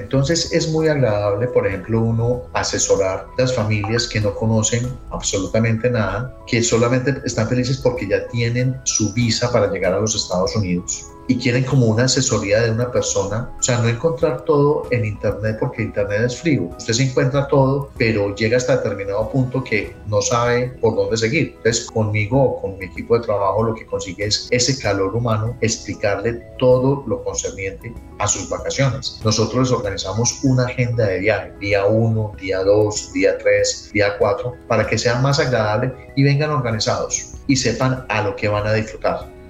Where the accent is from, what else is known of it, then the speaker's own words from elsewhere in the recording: Colombia; moved away as an adult; also born or lived in New York, United States; now in Orlando, United States; en Colombia yo soy administrador de empresas, egresado en la Universidad Católica de Risaralda tenía pues unos negocios en Colombia